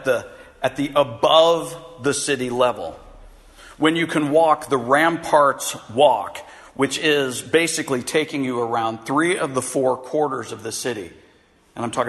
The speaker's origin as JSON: {"language": "English", "country": "United States", "said": "as an American"}